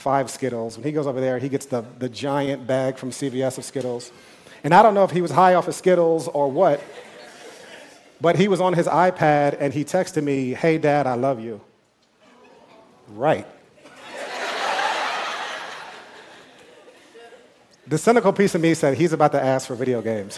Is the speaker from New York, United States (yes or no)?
yes; New York, United States; I'm from New York